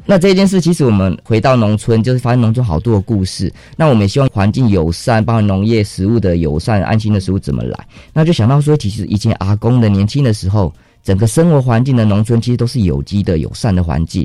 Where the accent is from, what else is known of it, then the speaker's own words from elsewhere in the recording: Yilan, Yilan County, Taiwan; 我其实是宜兰菜市场这边长大的孩子